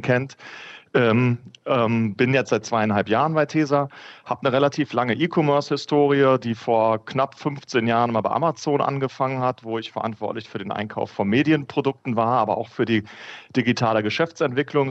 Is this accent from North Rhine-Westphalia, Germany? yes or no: yes; North Rhine-Westphalia, Germany; bin gebürtiger Ostwestfale